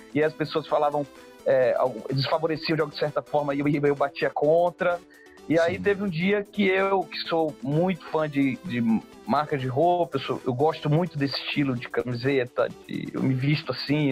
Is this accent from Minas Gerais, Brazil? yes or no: no; Maranhão, Brazil; Quando a gente é maranhense, que vem de um estado onde a gente tem uma, uma, uma estrutura política, social, um pouco diferente